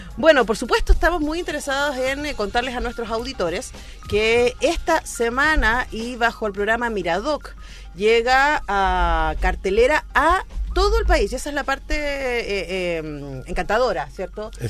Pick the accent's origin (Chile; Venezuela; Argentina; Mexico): Chile; como chilena